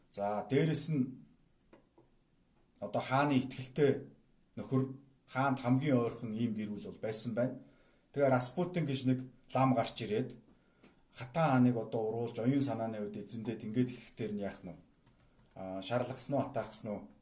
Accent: Mongolia

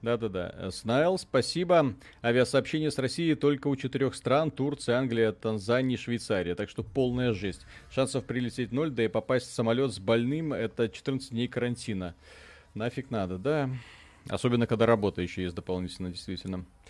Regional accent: Belarus; Мы ж белорусы

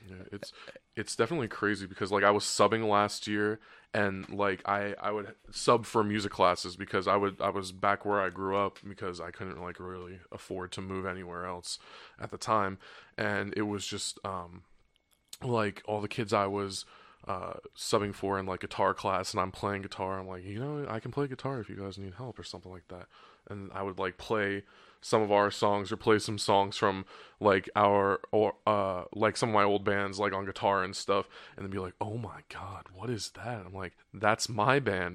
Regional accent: New Jersey, United States; I grew up in South Jersey

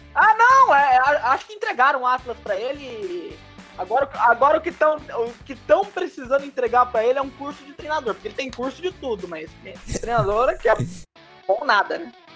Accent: Brazil; nós, como brasileiros

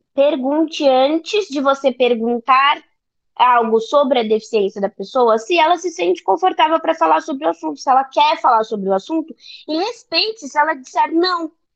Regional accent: São Paulo, Brazil; eu sou de São Paulo, são Paulo capital

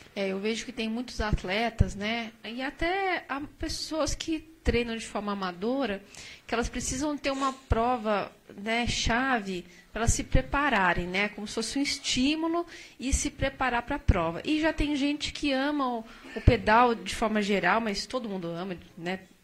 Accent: Brazil

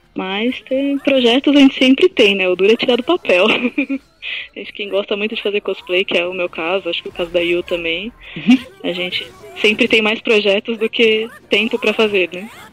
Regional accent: ABC Paulista, São Paulo, Brazil; eu sou do ABC

